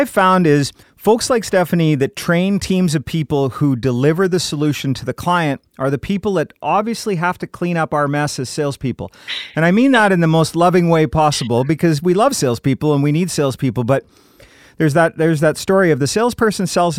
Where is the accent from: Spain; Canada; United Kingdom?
United Kingdom; Scotland; I'm Scottish